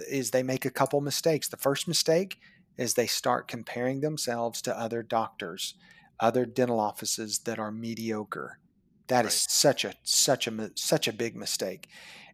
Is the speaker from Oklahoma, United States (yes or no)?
yes; Chickasha, Oklahoma, United States; my hometown of Chickasha, Oklahoma, population 17,000